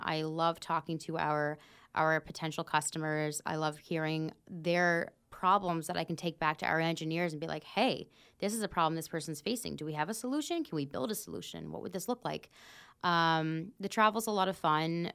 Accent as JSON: {"language": "English", "area": "Pictou County", "region": "Nova Scotia", "country": "Canada", "said": "I'm from Pictou County myself."}